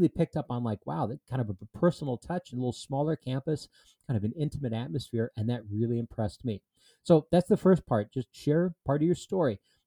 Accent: southeastern Minnesota, United States; I grew up in southeastern Minnesota

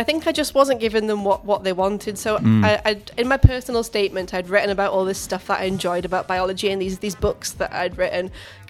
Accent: Wales, United Kingdom; I'm only Welsh.

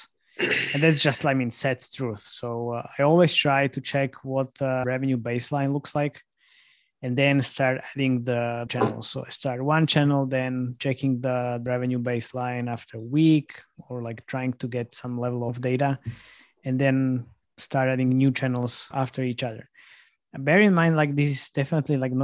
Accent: Slovakia; I'm from Slovakia

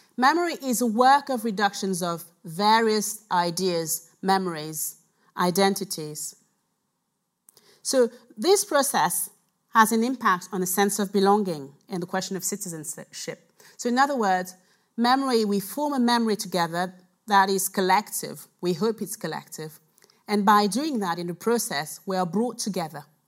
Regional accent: Cameroon; now in United Kingdom; I was born in Cameroon, so I'm here I'm from here. I'm from there.

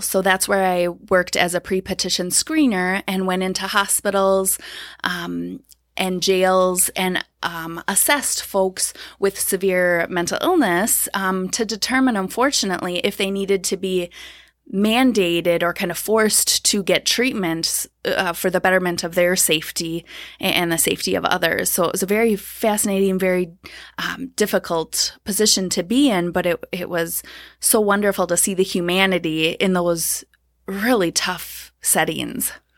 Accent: Blaine, Minnesota, United States; I grew up in the Twin Cities, so Blaine, Minnesota.

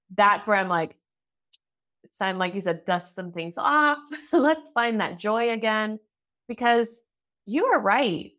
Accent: United States; now in Germany

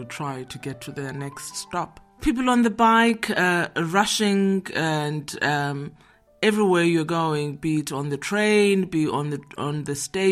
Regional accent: Johannesburg, Gauteng, South Africa; moved away as an adult; now in Netherlands; I'm from Johannesburg, South Africa. I'm living in Holland now for 15 years.

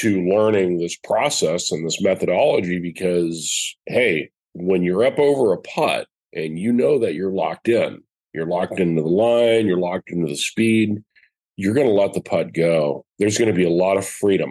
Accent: United States; as an American

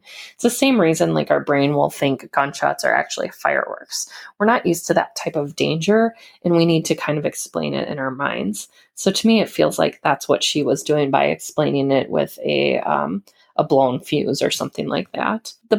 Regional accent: United Kingdom; So for being British, I felt that the story set in Montana was really well written

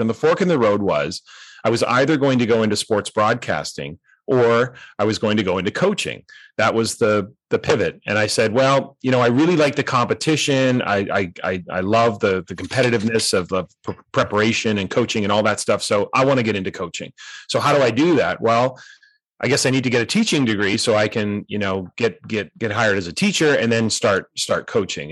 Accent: North Vancouver, British Columbia, Canada; moved away as an adult; also born or lived in Boise, Idaho; I grew up in North Vancouver

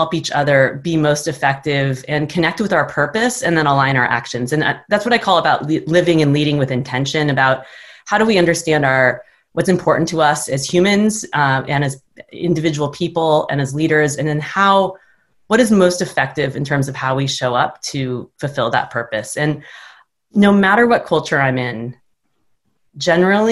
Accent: United States; also born or lived in Japan; as a Westerner, and especially as an American

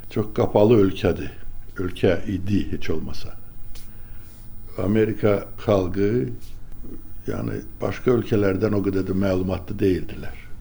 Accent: Azerbaijan; moved away as an adult; also born or lived in United States; Azərbaycan deyəndə ki, mən Azərbaycandanam, mən Sovetdənəm

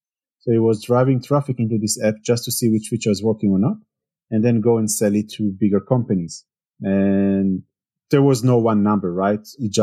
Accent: Israel; English is a second language; now in Germany; Well, I moved to Germany 8 years ago. I'm coming originally from Israel. If you cannot hear it from the accent, which most people think I'm French somehow, or then the second option is Spanish, never Israeli.

